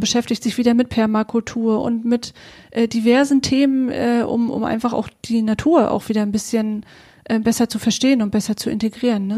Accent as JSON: {"language": "German", "area": "Western Pomerania", "region": "Mecklenburg-Vorpommern", "country": "Germany", "tie": "born or raised there", "moved": "yes", "said": "Wir kommen beide aus Vorpommern und hatten beide unsere Dreiviertelstunde, Stunde zu fahren, bis wir auf der Insel Usedom war"}